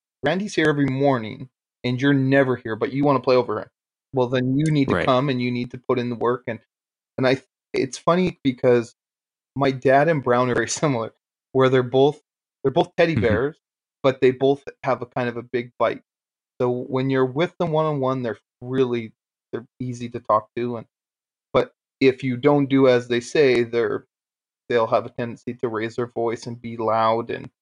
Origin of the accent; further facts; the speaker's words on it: Aldergrove, British Columbia, Canada; moved away; also born or lived in Antigonish, Nova Scotia; I'm from Aldergrove